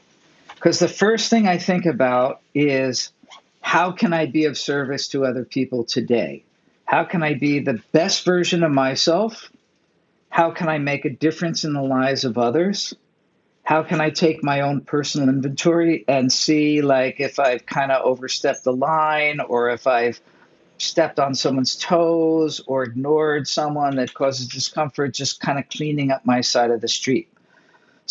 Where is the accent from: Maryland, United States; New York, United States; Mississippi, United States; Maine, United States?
New York, United States; I'm a New Yorker